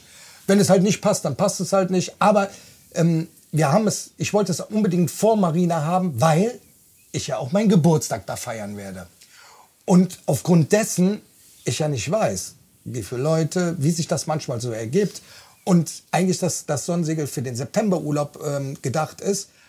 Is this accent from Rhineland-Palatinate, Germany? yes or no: no; Bonn, North Rhine-Westphalia, Germany; 49 Jahre, vom Beruf bin ich Kraftfahrer. Ich komme aus Bonn